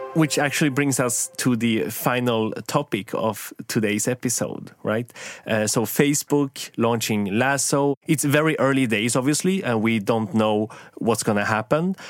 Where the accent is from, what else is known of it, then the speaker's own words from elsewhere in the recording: Sweden; I grew up in Sweden